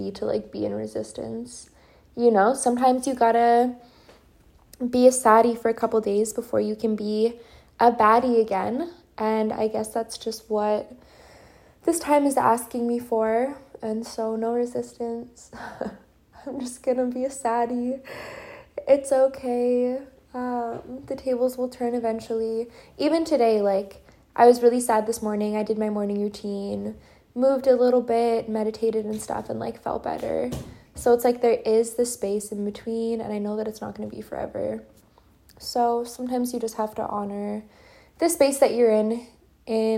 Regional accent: Edmonton, Alberta, Canada; moved away as an adult; now in Serbia; coming at you from Edmonton, Alberta, my hometown, my home city. This is where I was born.

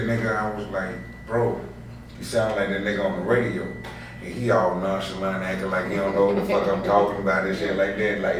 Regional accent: Mississippi, United States; now in Florida, United States; So I came, I'm from Mississippi. Came from Mississippi um, instantly, instantly. So when I came to Florida

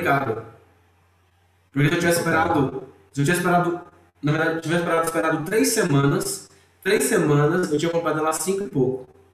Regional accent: Ceará, Brazil; moved away; also born or lived in Rio de Janeiro / Minas Gerais; eu sou cearense

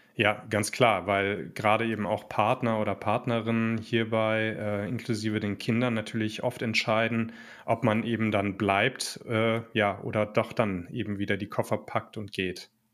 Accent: Germany; wir selber ja schon als Deutsche

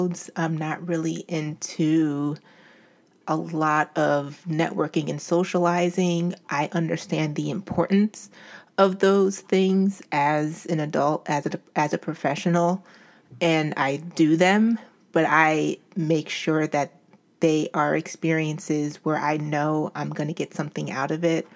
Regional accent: Albany, New York, United States; moved away as an adult; now in Philadelphia, United States; I grew up in Albany, New York, and came to Philadelphia for college

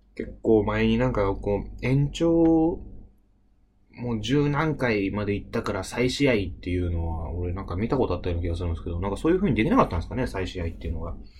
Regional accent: Ibaraki, Japan; 僕はね、あの、茨城出身なんですけどもね

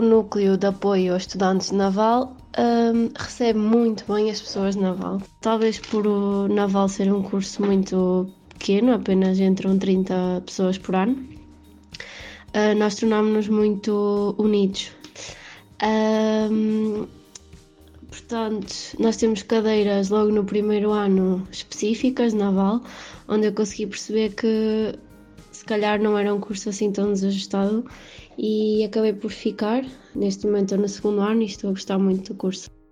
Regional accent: Valença, Norte, Portugal; moved away as an adult; now in Lisbon, Portugal; Venho de Valença, uma cidade muito pequenina

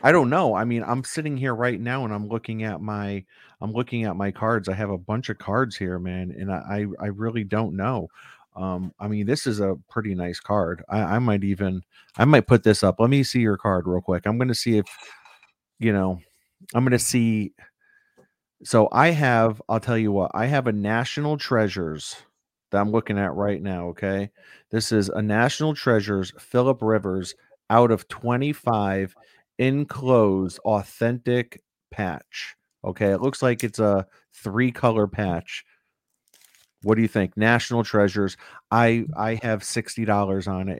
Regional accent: United States; as an American

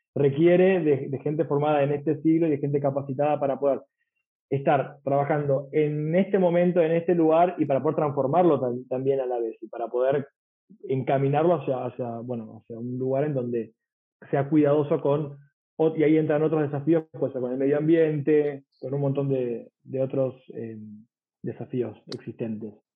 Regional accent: San Isidro, Buenos Aires Province, Argentina; yo soy de San Isidro

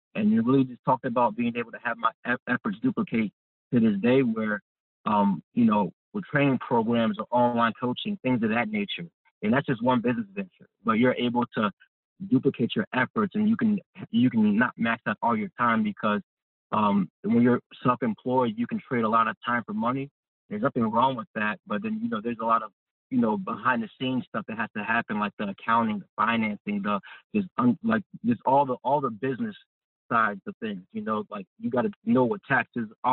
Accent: Chicago, Illinois, United States; moved away as an adult; also born or lived in Maryland; I'm from Chicago, Illinois originally

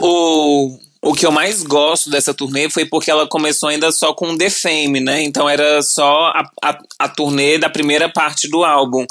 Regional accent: Brasília, Federal District, Brazil; moved away; E morava em Brasília, né? Eu sou de Brasília

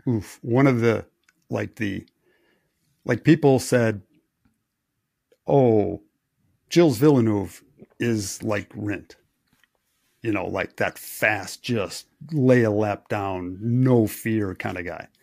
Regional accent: Wisconsin, United States; I grew up in Wisconsin.

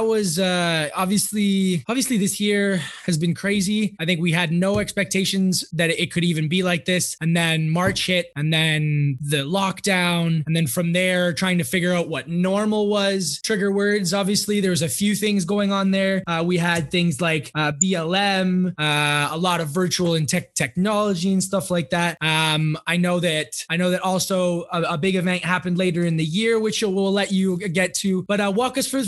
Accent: Canada; now in Switzerland; as a Canadian

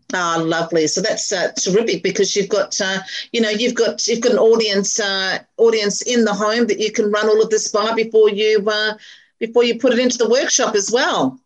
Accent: Melbourne, Victoria, Australia; also born or lived in Chadstone / Murrumbeena / Carnegie / Pakenham; now in Berwick, Australia; grew up in Clayton

